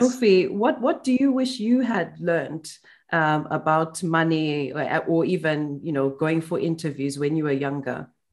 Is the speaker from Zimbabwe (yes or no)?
yes; Zimbabwe; now in United Kingdom; when I moved to the UK from Zimbabwe